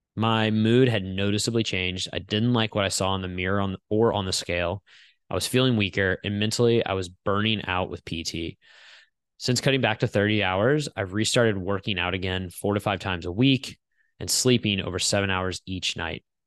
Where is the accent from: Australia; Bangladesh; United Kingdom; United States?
United States; St. Louis, Missouri; Saint Louis was my hometown